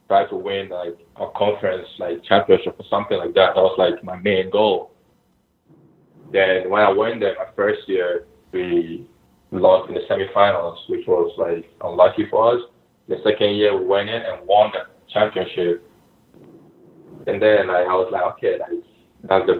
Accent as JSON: {"language": "English", "country": "Ghana", "tie": "born or raised there", "moved": "yes", "lives_now": "United States", "said": "We grew up together in Ghana. Like, we played in the same academy. And we both came to the U.S. actually the same year"}